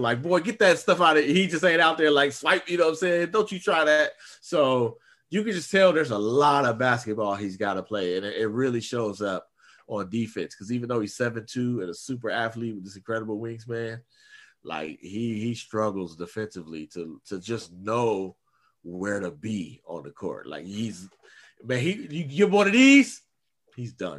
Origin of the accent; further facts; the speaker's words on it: Oakland, California, United States; I'm from East Oakland